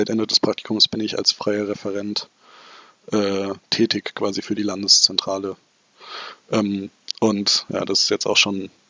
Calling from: Stuttgart, Baden-Württemberg, Germany; Ich bin aus Stuttgart zugeschaltet, Stuttgart-Bad Cannstatt.

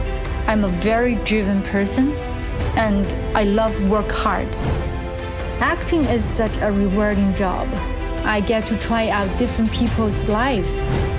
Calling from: Beijing, China; I'm in China, in Beijing.

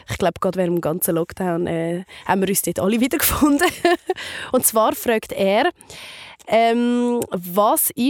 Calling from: Zurich, Switzerland; ich komme aus Zürich

